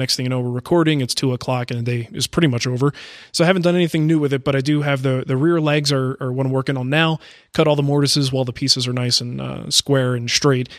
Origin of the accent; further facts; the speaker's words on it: Arizona, United States; moved away; I'm from Arizona